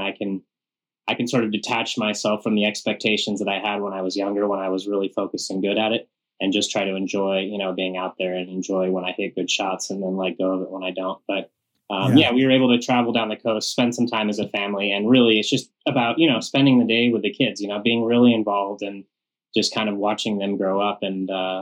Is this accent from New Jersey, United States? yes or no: no; Western Colorado, United States; growing up in Western Colorado